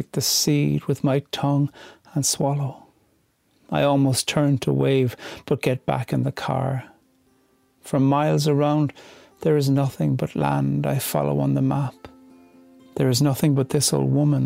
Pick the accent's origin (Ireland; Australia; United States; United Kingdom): Ireland; County Cork, Munster; I grew up in County Cork